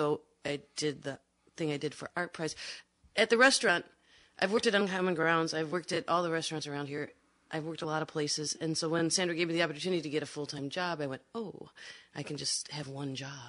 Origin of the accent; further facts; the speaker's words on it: Chicago, Illinois, United States; moved away; I grew up in Chicago on the south side.